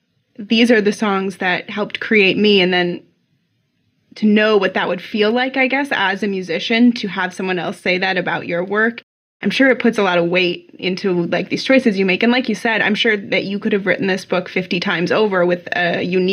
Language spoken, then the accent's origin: English; Midwest, United States; I'm also from the Midwest